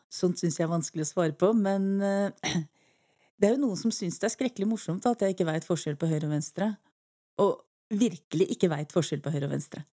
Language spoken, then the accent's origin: Norwegian; Eastern Norway, Norway; accent: Eastern Norwegian; moved away; ellers er jeg jo østlending, det er kanskje ikke så vanskelig å høre.